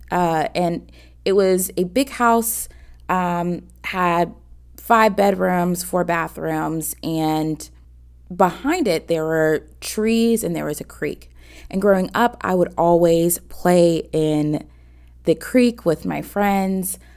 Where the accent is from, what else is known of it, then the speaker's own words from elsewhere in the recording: Atlanta, Georgia, United States; I'm 28 from Atlanta, Georgia